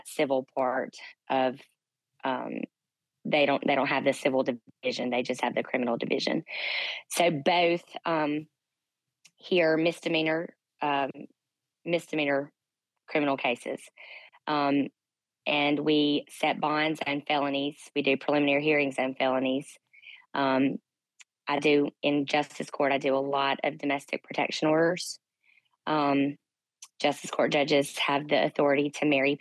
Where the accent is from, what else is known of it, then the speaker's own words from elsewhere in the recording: Canton, Mississippi, United States; my hometown of Canton, Mississippi